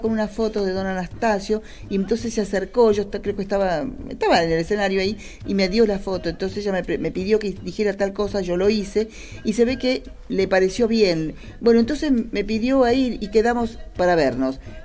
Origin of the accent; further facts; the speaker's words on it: Argentina; en esta tierra nuestra, del este, como decimos Argentina hoy